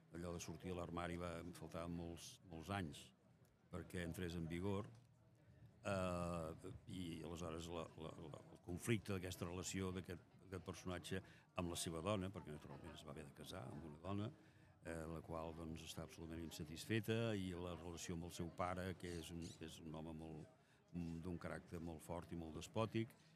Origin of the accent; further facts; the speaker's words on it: Castellar del Vallès, Catalonia, Spain; quan jo era petit, al meu poble, Castellà del Vallès